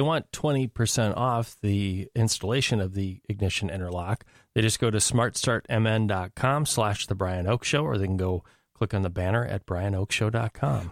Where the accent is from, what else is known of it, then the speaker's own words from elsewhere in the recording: Minnesota, United States; a Minnesotan